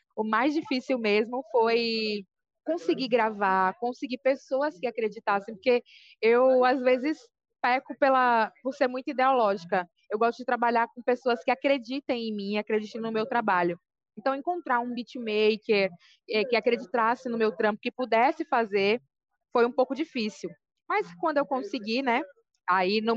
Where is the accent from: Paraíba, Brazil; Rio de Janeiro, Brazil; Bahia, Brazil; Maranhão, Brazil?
Bahia, Brazil; Salvador; now in São Paulo, Brazil; Eu sou de Salvador, Bahia, mas moro aqui em São Paulo.